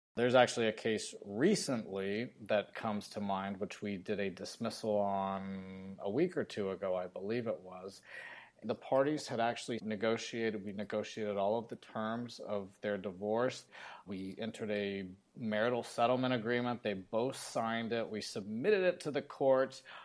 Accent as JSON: {"language": "English", "town": "Phoenix", "region": "Arizona", "country": "United States", "tie": "born or raised there", "moved": "as an adult", "lives_now": "San Diego, United States", "said": "I grew up in Phoenix, Arizona"}